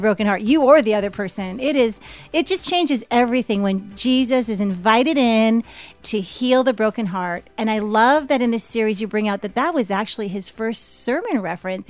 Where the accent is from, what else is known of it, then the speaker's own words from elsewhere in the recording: Canada; growing up in Canada